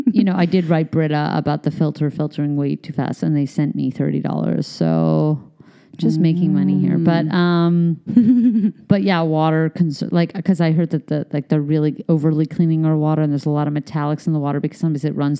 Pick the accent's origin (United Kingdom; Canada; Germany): Canada; also born or lived in United States; I'm Canadian and American